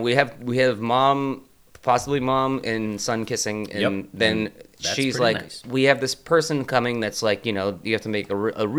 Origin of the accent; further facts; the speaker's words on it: New England, United States; from growing up in New England